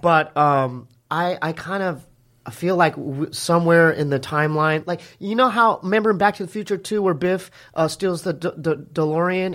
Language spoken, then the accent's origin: English; Poway, California, United States; we're from Poway. Me and my brother are from, uh, you know, inland